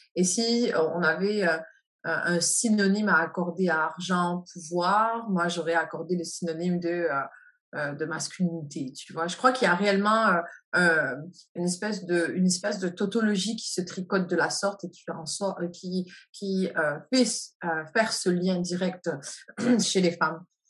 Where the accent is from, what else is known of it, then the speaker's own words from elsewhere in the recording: France; moved away as an adult; now in Canada; je suis née en France et que j'ai euh, grandi, j'ai ma vie d'adulte au Canada